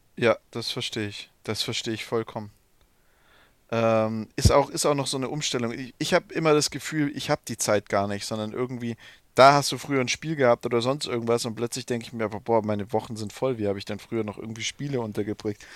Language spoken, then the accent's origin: German; Swabia, Germany; now in Bavaria, Germany; so als Schwabe, als Exilschwabe